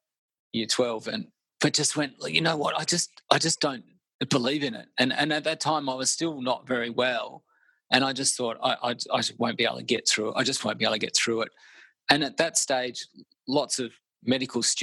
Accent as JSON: {"language": "English", "town": "Melbourne", "region": "Victoria", "country": "Australia", "tie": "born or raised there", "also_born_or_lived": "Byron Bay", "said": "I grew up in Melbourne."}